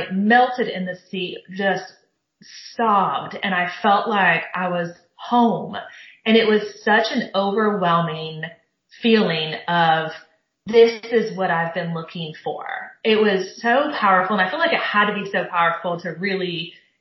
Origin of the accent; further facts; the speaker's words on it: Southern California, United States; I grew up in Southern California